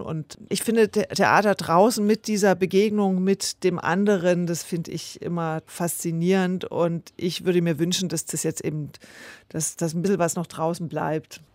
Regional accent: Senftenberg region, Brandenburg, Germany; Das ist ja meine Heimatregion

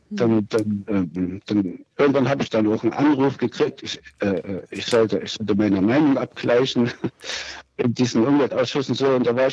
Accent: Germany; Ja, also ich bin in der DDR aufgewachsen und ähm, hatte Kontakt mit, dem, mit der Diktatur hier auch.

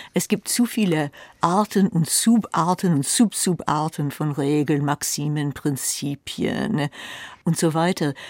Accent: United States; now in Germany; ich als Amerikanerin

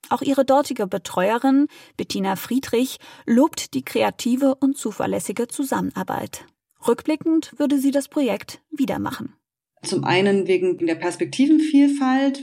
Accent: Ukraine; German is a second language; moved away as an adult; also born or lived in Kyiv; now in Germany; nach Hause in die Ukraine

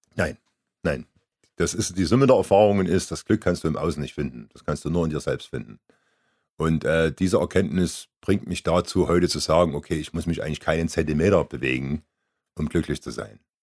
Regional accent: Germany; moved away; von meinem Heimatort 20 Kilometer entfernt

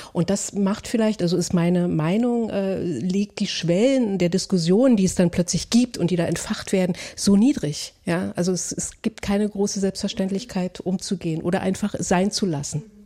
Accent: Berlin, Germany; ich identifiziere mich als jemand, der aufgewachsen ist in der DDR, vor allem aber in Ostberlin

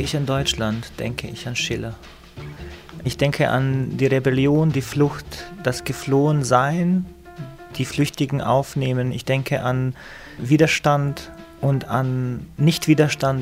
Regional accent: Višegrad, Republika Srpska, Bosnia & Herzegovina; moved away; also born or lived in Heidelberg, Germany; Wir haben es gerade geschafft, vor den Massakern in, in Visegrad, in meiner Heimatstadt, zu fliehen und waren in Heidelberg

